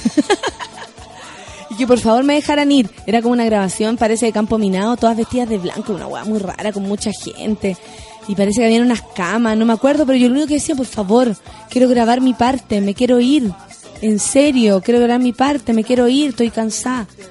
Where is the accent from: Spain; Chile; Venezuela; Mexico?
Chile; como chilenos